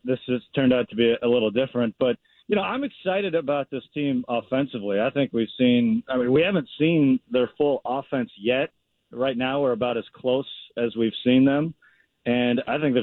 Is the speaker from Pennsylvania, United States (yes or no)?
no; Tacoma, Washington, United States; I grew up in Tacoma